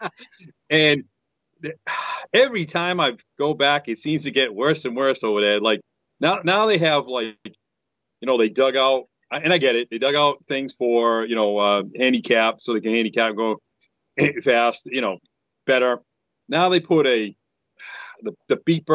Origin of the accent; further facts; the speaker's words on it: New England, United States; I'm from New England